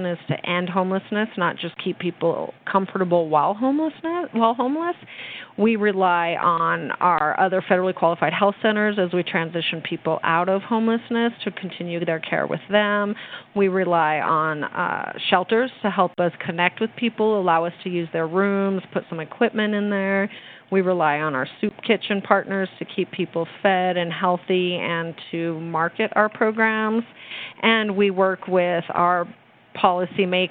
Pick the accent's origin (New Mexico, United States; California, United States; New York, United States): New Mexico, United States; I am born and raised in New Mexico